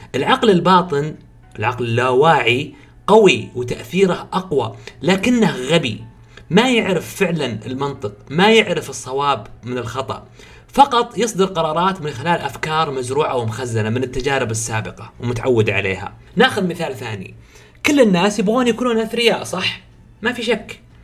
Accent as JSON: {"language": "Arabic", "country": "Saudi Arabia", "said": "عندنا في السعوديه"}